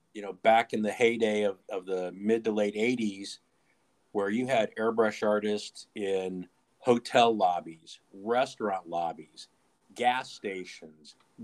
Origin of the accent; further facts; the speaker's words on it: Terre Haute, Indiana, United States; also born or lived in Panama City Beach, Florida; I am from Terre Haute, Indiana, but this summer I am currently working down here in Panama City Beach, Florida.